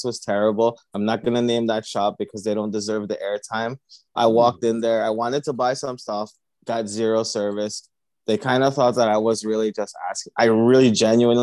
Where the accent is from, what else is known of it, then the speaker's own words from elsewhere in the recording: Philippines; I'm from the Philippines